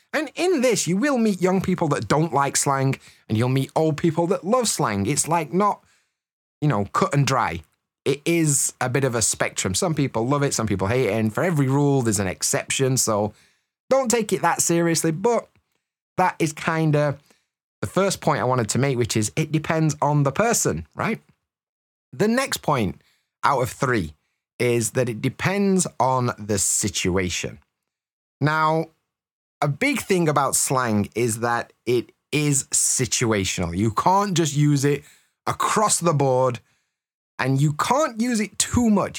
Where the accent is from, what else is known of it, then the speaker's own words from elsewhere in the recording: Yorkshire and the Humber, United Kingdom; accent: Yorkshire; I'm from Yorkshire, yeah? So I use a Yorkshire accent, Yorkshire dialects, and of course, Yorkshire slang.